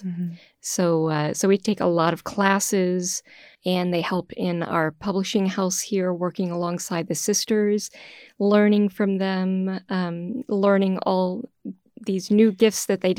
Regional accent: Houston, Texas, United States; moved away as an adult; now in Boston, United States; I'm originally from Houston, Texas. So when I entered the community many, many years ago, moving from a little town outside of Houston up to Boston was a huge adjustment.

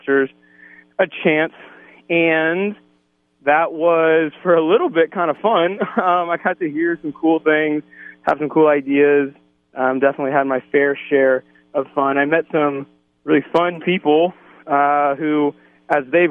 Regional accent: Newark, Ohio, United States; I grew up in Newark, Ohio, so not really even too far from Damascus and Centerburg right now

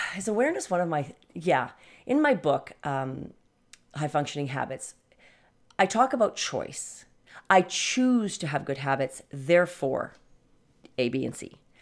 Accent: Canada; I come from Canada

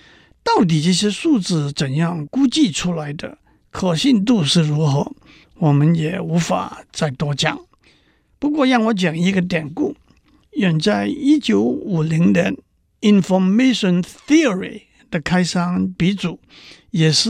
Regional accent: China; 讲到这里，让我指出，我们中国人的智慧也不在西方之下。

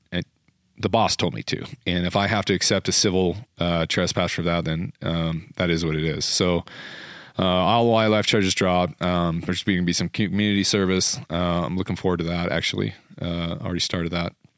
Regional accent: Utah, United States; I'm from Utah.

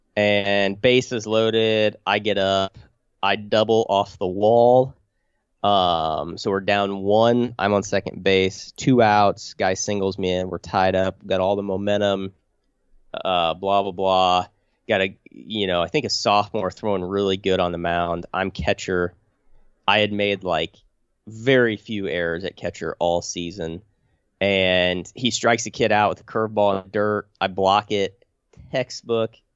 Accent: Illiopolis, Illinois, United States; old Iliopolis, my hometown

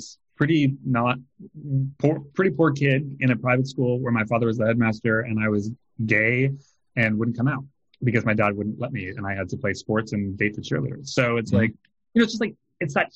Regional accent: California, United States; now in New York, United States; I'm from California

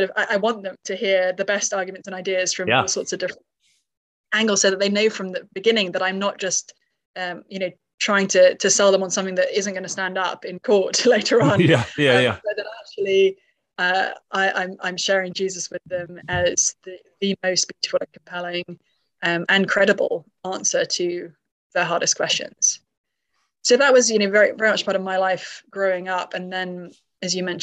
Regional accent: United Kingdom; I grew up in the UK, as maybe discernible from my accent

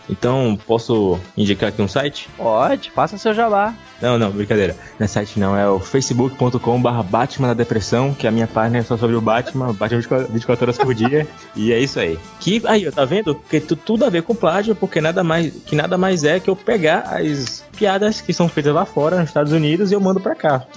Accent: Bahia, Brazil; e eu sou baiano.

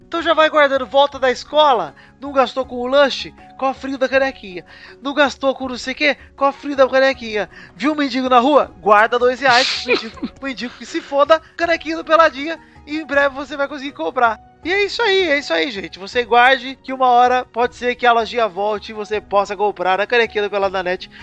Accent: São Paulo, Brazil; a gente é de São Paulo, a maioria aqui

